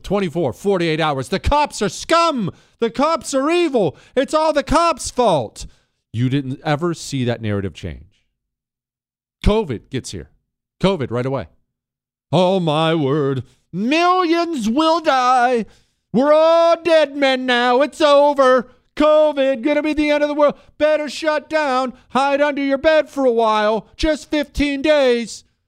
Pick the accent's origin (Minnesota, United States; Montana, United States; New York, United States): Montana, United States; moved away as an adult; my hometown of Montana.